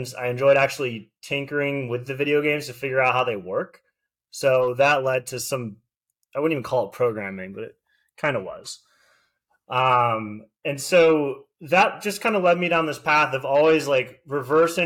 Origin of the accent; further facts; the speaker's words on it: Delray Beach, Florida, United States; also born or lived in Boca Raton, Florida / Tallahassee, Florida; I grew up in basically Delray Beach, Florida